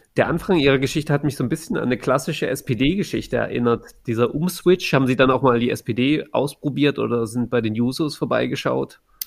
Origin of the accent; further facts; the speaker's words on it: Saxony, Germany; für mich als jemanden, der in Sachsen aufgewachsen ist